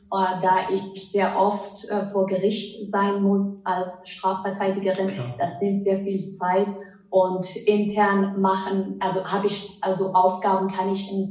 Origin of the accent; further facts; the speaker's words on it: Afghanistan; German is a second language; now in Germany; Ich bin in Afghanistan geboren, dort aufgewachsen, bin als Flüchtling nach Deutschland gekommen, habe hier mein Abitur nachgeholt, Jura studiert